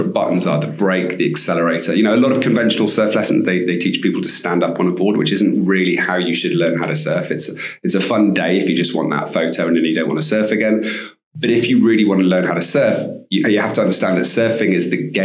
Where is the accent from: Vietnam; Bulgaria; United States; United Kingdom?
United Kingdom; Bristol, South West England; moved away as an adult; also born or lived in Cornwall; now in Costa Rica; I grew up in Bristol, actually, and I used to spend my summers in Cornwall